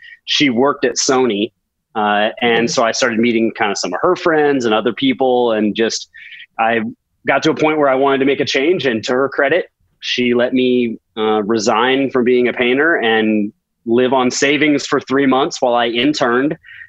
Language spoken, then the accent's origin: English; Midwest, United States; I'm from the Midwest, so out there there's not much of a music industry.